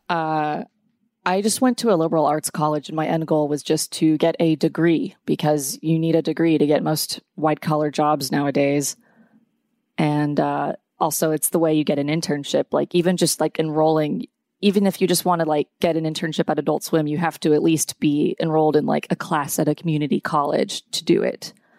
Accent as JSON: {"language": "English", "town": "Atlanta", "region": "Georgia", "country": "United States", "tie": "born or raised there", "also_born_or_lived": "New York", "said": "I grew up in Atlanta"}